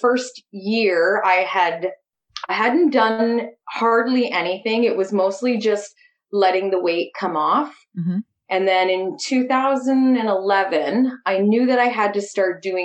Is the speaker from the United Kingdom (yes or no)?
no; Trenton, Ontario, Canada; also born or lived in Napanee, Ontario / western Canada; I was born in Napanee, moved to Trenton when I was 7